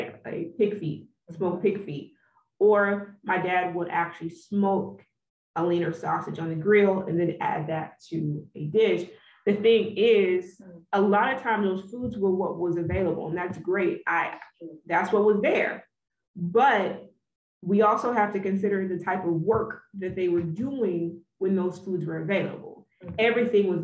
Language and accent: English; Texas, United States; So I grew up in the South. I am from the heart of the South. I'm from Texas